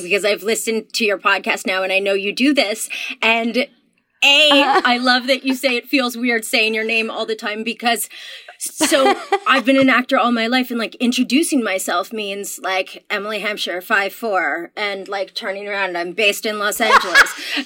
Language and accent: English; Canada; I'm Canadian